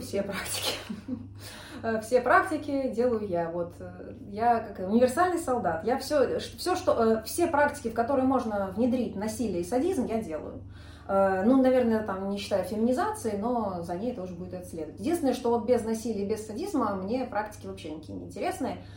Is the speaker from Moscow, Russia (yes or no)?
yes; Moscow, Russia; now in Saint Petersburg, Russia; я тоже из Москвы. Здесь просто живу уже много лет, прижилась